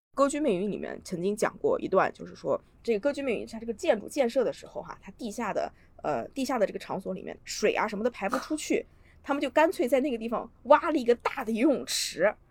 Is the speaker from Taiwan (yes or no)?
no; China; moved away; 我在我老家的时候，我，我在国内的时候，我小的时候住在河边上，我家旁边有一道，当时可以说是臭名昭著的臭水河